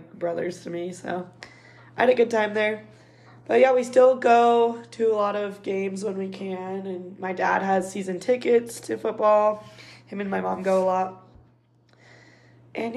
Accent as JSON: {"language": "English", "town": "Provo", "region": "Utah", "country": "United States", "tie": "born or raised there", "said": "I was born in Provo"}